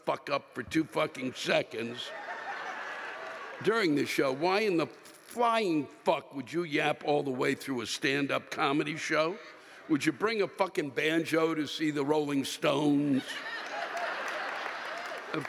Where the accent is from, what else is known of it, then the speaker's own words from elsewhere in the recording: Maryland, United States; I was born and raised in Maryland